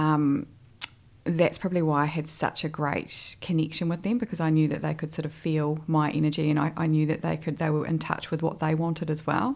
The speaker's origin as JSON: {"language": "English", "town": "Hamilton", "region": "Waikato", "country": "New Zealand", "moved": "as an adult", "lives_now": "Christchurch, New Zealand", "said": "originally I'm from the North Island actually. So, I'm from Hamilton, although I like to call myself a bit of a Cantabrian nowadays because I've been here for almost 12 years"}